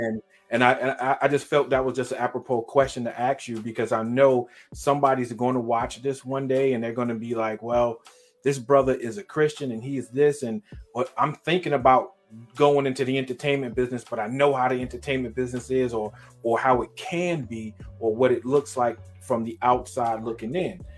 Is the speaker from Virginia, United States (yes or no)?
no; New York City, New York, United States; moved away; I'm born and raised in Brooklyn, New York